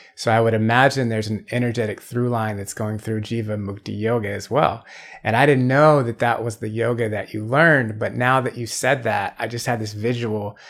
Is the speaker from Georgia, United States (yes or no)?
yes; Atlanta, Georgia, United States; I'm from Atlanta